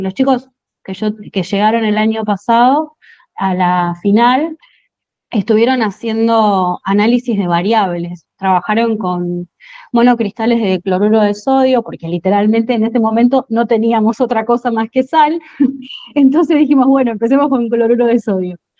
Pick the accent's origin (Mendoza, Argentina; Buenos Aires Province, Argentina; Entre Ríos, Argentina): Buenos Aires Province, Argentina; Monte Grande; yo soy de Monte Grande